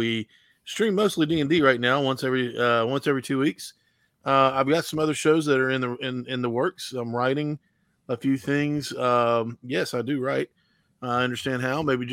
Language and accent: English; West Virginia, United States; now in North Carolina, United States; I am from the Appalachia area, from West Virginia. Now live in North Carolina